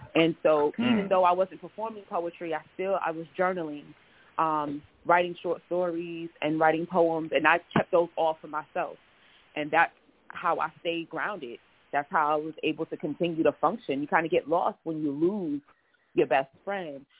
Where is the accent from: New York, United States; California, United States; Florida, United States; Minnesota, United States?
New York, United States; New York City; moved away as an adult; now in Houston, United States; I'm originally from New York City, uh, Brooklyn and Queens